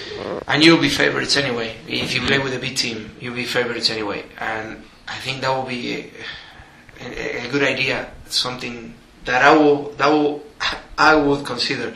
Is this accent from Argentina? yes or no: yes; Buenos Aires, Argentina; I'm from Buenos Aires